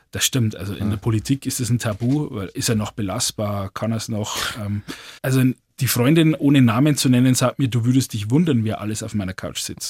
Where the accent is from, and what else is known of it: Lower Bavaria, Germany